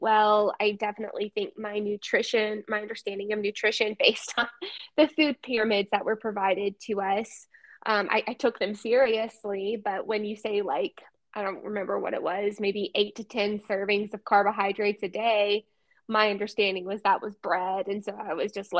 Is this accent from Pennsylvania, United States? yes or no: no; Birmingham, Alabama, United States; I grew up in Birmingham, Alabama